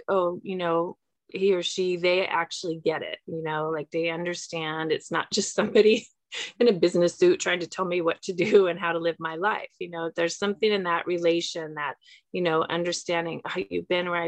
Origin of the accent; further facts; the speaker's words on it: Southern California, United States; also born or lived in Santa Monica; I grew up in Southern California. I was born in Santa Monica, so I'm local here to the Los Angeles area